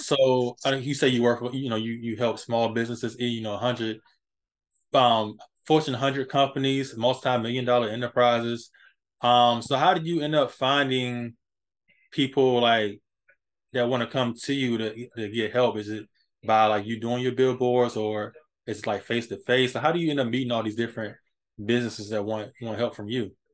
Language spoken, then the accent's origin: English; Hampton, Virginia, United States; my hometown in Hampton, Virginia